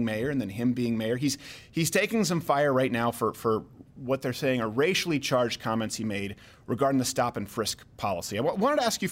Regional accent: Canada; I'm Canadian

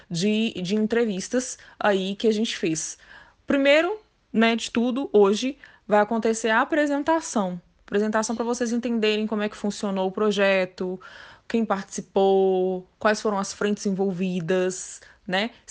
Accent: Brasília, Federal District, Brazil; Eu sou aqui de Brasília, tenho 31 anos, sou bacharel em Direito.

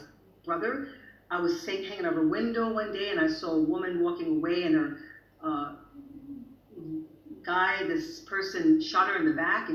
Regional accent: the South, United States; now in Sweden; I'm from the South. I'm from that city where they had the most Confederate soldier statues.

